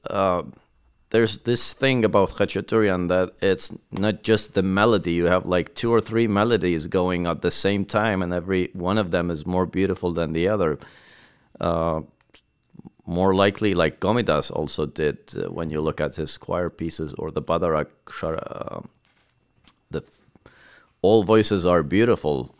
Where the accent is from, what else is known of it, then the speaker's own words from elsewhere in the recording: Lebanon; also born or lived in Beirut; now in Armenia; I grew up in Lebanon